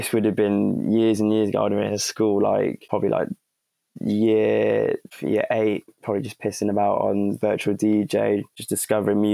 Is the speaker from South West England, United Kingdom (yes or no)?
no; Oxford, South East England, United Kingdom; I'm from Oxford